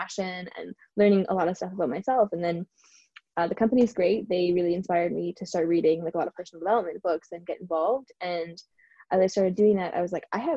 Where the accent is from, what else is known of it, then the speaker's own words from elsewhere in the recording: Canada; now in Vancouver, Canada; move somewhat across the country to Vancouver, because I'm from Canada